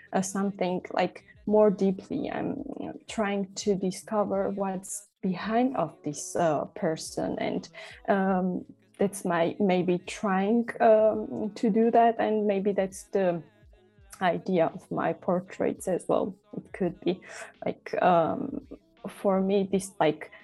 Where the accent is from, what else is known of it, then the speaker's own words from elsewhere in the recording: Tbilisi, Georgia; moved away as an adult; now in Berlin, Germany; I'm originally from Georgia. I grew up in Tbilisi